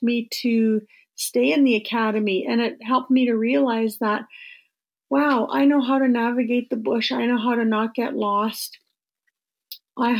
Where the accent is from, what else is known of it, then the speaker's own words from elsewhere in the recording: Flying Post First Nation, Treaty 9, Ontario, Canada; I'm from Flying Post First Nation Treaty 9